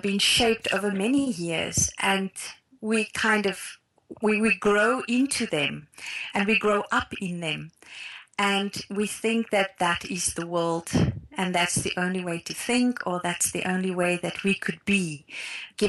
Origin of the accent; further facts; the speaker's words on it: South Africa; I grew up in Afrikaner cultural context